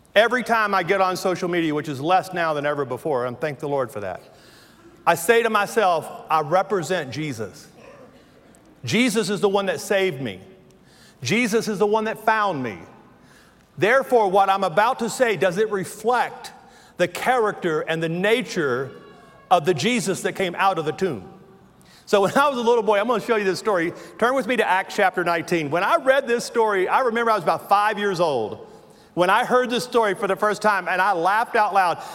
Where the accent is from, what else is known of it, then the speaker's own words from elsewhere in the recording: Louisiana, United States; accent: southern; moved away; I have worked all my life not to sound like I'm from Louisiana, yet when I say words like that, I realize I was born in the bayou in Louisiana.